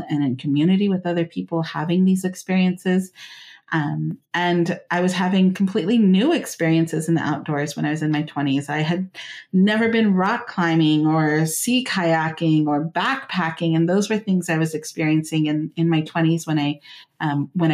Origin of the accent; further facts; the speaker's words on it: Central Valley, California, United States; I grew up here in the Central Valley of California